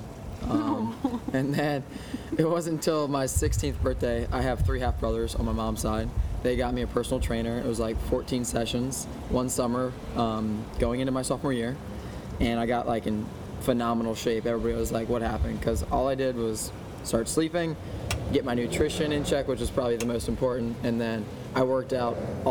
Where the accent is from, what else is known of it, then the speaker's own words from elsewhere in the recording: Bethany Beach, Delaware, United States; I grew up in Bethany Beach, Delaware